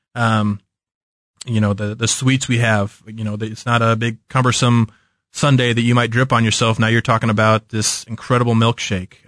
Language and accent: English; Kansas City, Missouri, United States; also born or lived in St. Louis; I'm from Kansas City